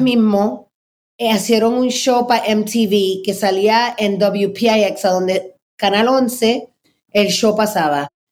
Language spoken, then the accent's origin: Spanish; New York City, New York, United States; yo me crié en Manhattan